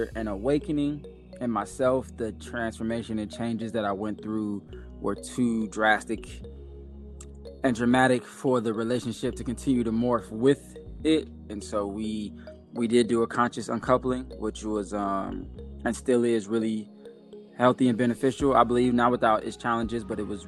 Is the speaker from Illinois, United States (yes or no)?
yes; Chicago, Illinois, United States; moved away as an adult; also born or lived in New York / the South; now in Atlanta, United States; I was born in New York, lived in the South from like 2 to 6 or 7, and moved to Chicago and lived there until almost 30